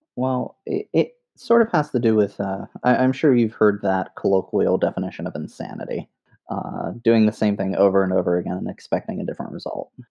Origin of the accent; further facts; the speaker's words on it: New York City, New York, United States; I grew up in the Bronx, New York